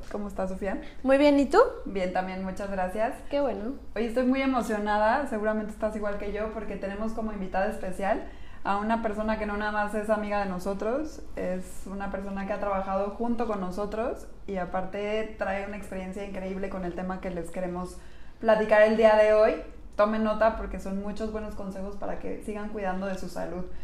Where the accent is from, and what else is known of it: Mexico